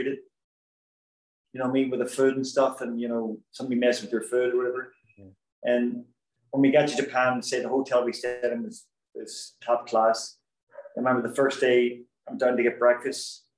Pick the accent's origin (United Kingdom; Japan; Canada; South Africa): United Kingdom; Belfast, Northern Ireland; moved away as an adult; now in United States; I'm from Belfast